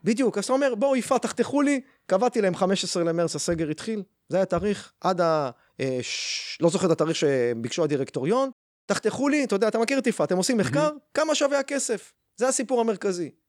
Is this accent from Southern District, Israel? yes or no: yes; Beersheba, Southern District, Israel; now in Rehovot, Israel; בבאר שבע, שם גדלתי